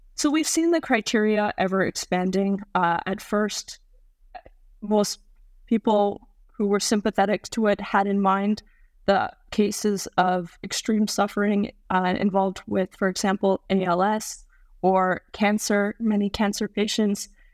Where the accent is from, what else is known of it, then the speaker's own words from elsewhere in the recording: Canada; Being a Canadian